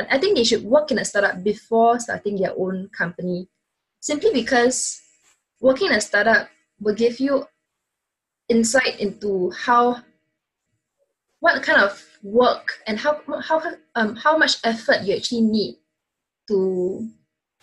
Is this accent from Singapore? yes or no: yes; Singapore; being a Singaporean